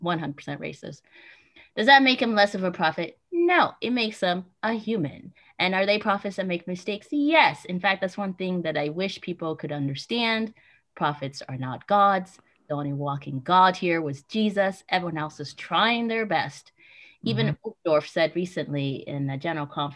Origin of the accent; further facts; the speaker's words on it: Alexandria, Virginia, United States; also born or lived in Kenya; So I was raised in D.C. D.C. is very liberal. When I say D.C., people get confused because I say I'm from Virginia